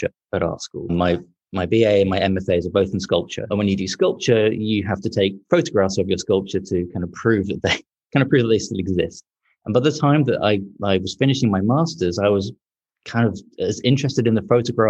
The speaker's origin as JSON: {"language": "English", "region": "London", "country": "United Kingdom", "moved": "as an adult", "lives_now": "Portland, Maine, United States", "said": "I'm from London originally, as you can probably tell from the accent."}